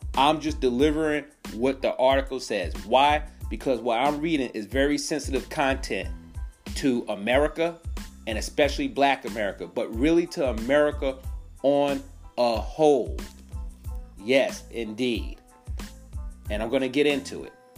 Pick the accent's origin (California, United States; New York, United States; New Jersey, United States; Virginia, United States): New York, United States; now in South Carolina, United States; I'm originally from New York